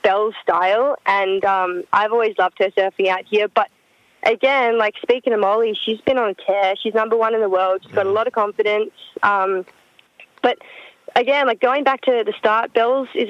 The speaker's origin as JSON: {"language": "English", "town": "Coolum Beach", "region": "Queensland", "country": "Australia", "tie": "born or raised there", "moved": "yes", "said": "I grew up in Coolum, Sunny Coast, and still my favourite place on earth"}